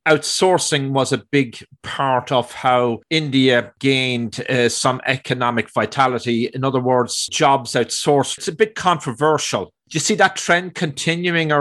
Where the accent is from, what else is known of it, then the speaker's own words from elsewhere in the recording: Ireland; moved away; I grew up in Europe. I grew up in Ireland